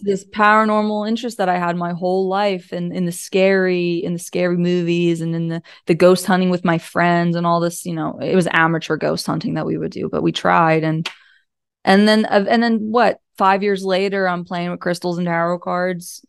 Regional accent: Pennsylvania, United States; I'm from Pennsylvania

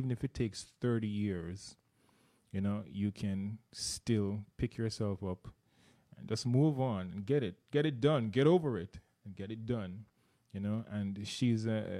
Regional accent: Jamaica; moved away; I'm from Jamaica. You may have heard the accent. I attended a university in Jamaica as well

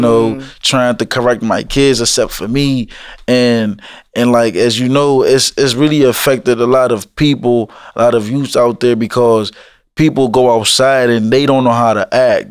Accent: Alexandria, Virginia, United States; also born or lived in Woodbridge, Virginia; when I was growing up in Alexandria, I didn't really get in much trouble till I moved down to Woodbridge

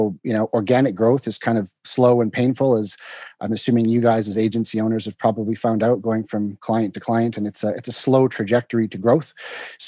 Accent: Vancouver, British Columbia, Canada; also born or lived in London, United Kingdom; I'm Canadian by trade, and I'm from Vancouver.

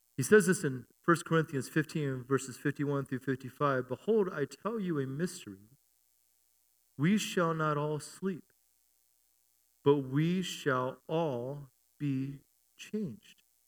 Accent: United States; also born or lived in Germany; I'm an American

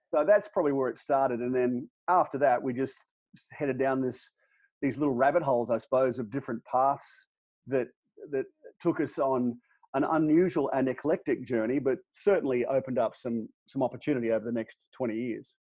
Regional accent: Australia; moved away as an adult; now in United States; We moved across from Australia uh, back in 2008

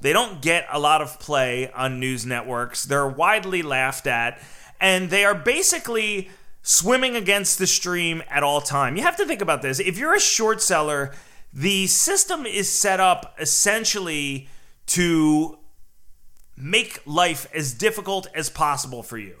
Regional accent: New Jersey, United States; I'm from New Jersey

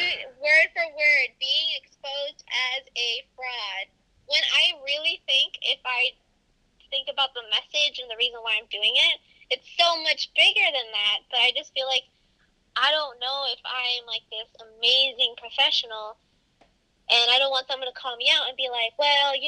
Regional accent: Los Angeles, California, United States; I grew up in Los Angeles

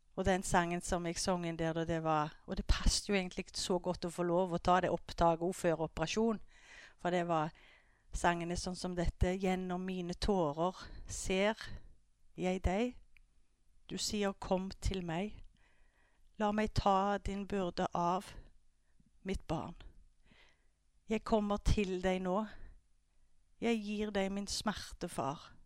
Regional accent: Skudeneshavn, Rogaland, Norway; jeg er oppvokst i Skudeneshavn

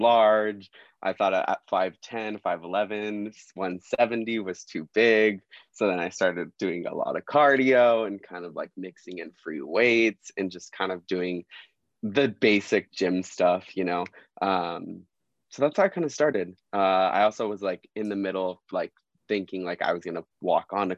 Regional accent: Southern California, United States; I'm from Southern California, born and raised, grew up 30 minutes from the beach for my whole life

